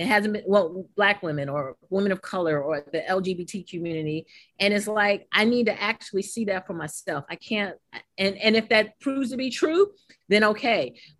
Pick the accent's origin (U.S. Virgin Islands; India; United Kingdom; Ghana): U.S. Virgin Islands; St. Croix; I'm from St. Croix, the U.S. Virgin Islands, so you have us